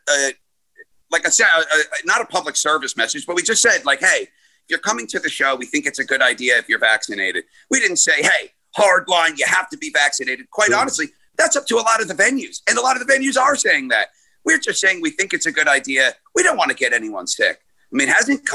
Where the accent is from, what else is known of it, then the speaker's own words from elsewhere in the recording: Glenmont, New York, United States; my hometown in Glenmont, New York.